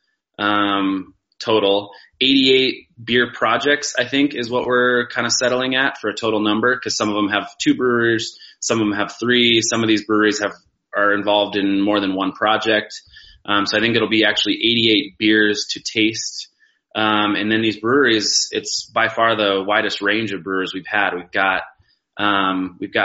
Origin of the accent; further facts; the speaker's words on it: Durango, Colorado, United States; I grew up in Durango, so Ska was kind of like my hometown brewery